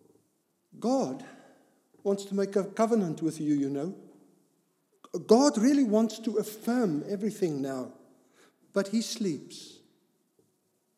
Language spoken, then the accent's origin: English; Cape Town, Western Cape, South Africa; I grew up in Cape Town area